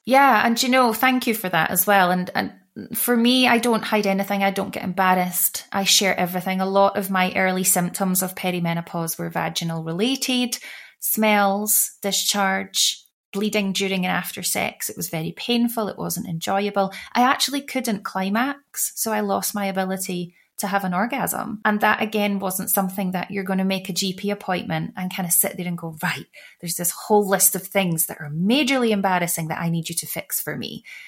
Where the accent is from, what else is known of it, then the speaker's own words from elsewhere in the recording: United Kingdom; as a white woman growing up in the UK from birth